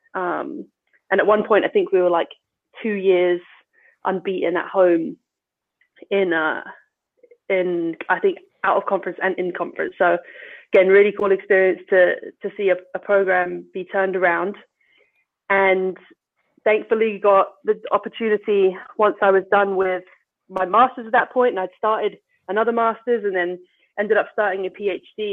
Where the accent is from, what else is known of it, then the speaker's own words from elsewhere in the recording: London, United Kingdom; moved away as an adult; also born or lived in Syracuse, New York / New York / Idaho; I'm originally from England, from London, England. Grew up here and was here through high school